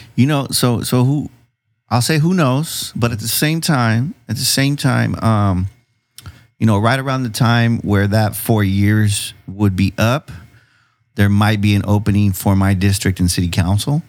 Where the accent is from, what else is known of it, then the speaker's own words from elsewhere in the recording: San Diego, California, United States; now in Chula Vista, United States; I grew up in City Heights